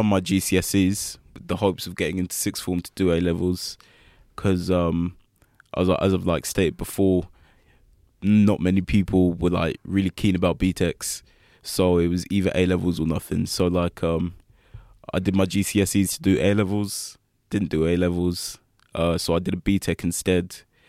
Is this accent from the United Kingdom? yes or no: yes; Essex, East of England, United Kingdom; also born or lived in London; I wasn't in Essex for all my life. I was born in London and I lived there for 6 years. And then I moved to Essex when I was about six.